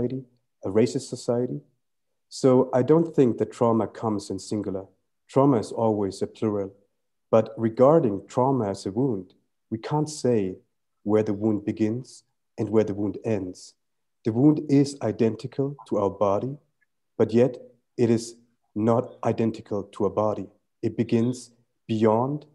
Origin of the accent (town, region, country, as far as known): Germany; born or raised there; first language Tamil; English is a second language; also born or lived in Sri Lanka